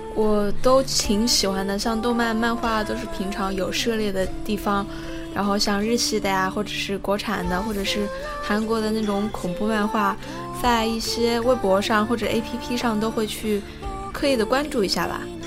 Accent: Changsha, Hunan, China; 也就是我的家乡嘛，也是长沙这一块

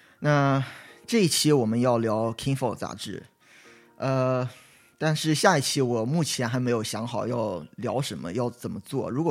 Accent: China; now in Los Angeles, United States; 那我就纳闷了，我就觉得那我们中国人在这里都不读书吗？后来我就去想，那我们现在就是中国人，就是往国外跑的也越来越多

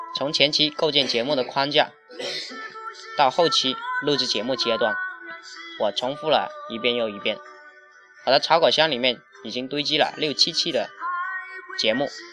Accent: Zhanjiang, Guangdong, China; 我来自于广东湛江

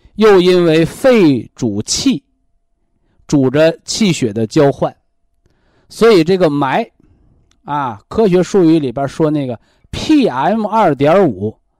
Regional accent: China; 我们中国人中医文化的大智慧

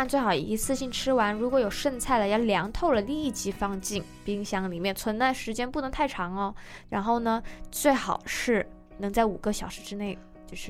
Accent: Guangdong, China; now in United States; 我还好，我广东人，然后其实吃的并不是很辣，

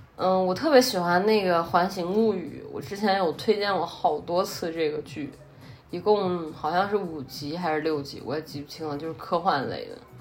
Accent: Henan, China; accent: Henan; 我戴的是有正儿八经的荷兰话口音的

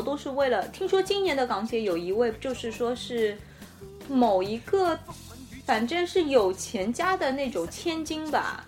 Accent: Shanghai, China; 我们上海人

